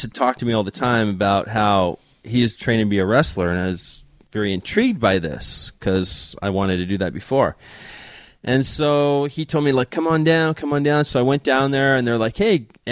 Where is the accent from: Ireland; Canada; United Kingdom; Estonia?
Canada; growing up in Canada, you either play hockey or you wrestle.